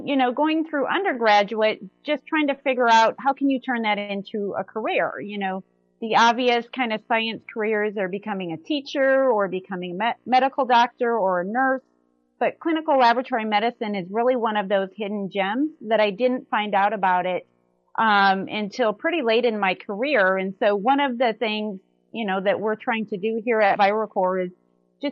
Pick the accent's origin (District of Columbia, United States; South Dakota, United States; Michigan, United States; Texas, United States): South Dakota, United States; eastern; moved away as an adult; also born or lived in Bismarck, North Dakota / Omaha, Nebraska / Virginia; now in Lee's Summit, United States; I grew up on a dairy farm up in eastern South Dakota